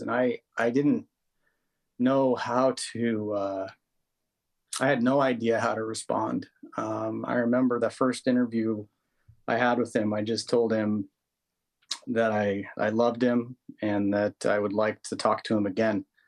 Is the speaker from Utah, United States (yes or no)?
yes; Utah, United States; I grew up in in Utah